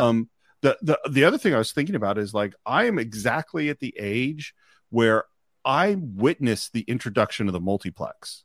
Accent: Marin County, California, United States; I grew up in Marin County, which is, you know, the suburbs across the Golden Gate Bridge from San Francisco

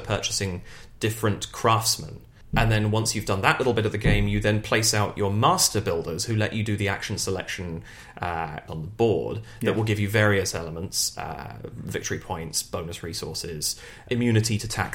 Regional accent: United Kingdom; as a Brit

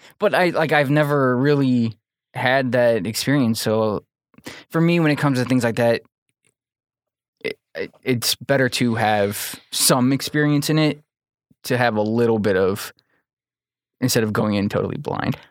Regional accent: Manteno, Illinois, United States; I grew up in Mantino.

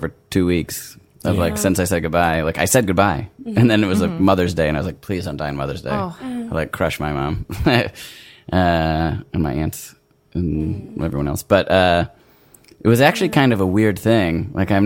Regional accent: Milwaukee, Wisconsin, United States; I'm from Milwaukee

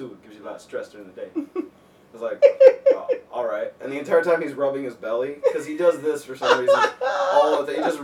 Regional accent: Miami, Florida, United States; moved away as an adult; also born or lived in Chicago; now in Los Angeles, United States; I grew up in Miami, Florida

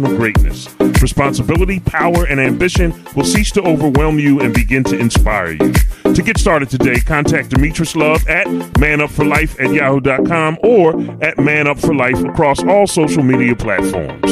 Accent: Philadelphia, Pennsylvania, United States; I'm from Philly

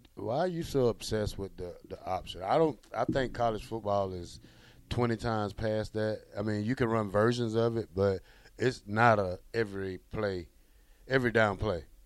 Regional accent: near Auburn, Alabama, United States; now in Lincoln, United States; Auburn is 45 minutes from my home, so my hometown.

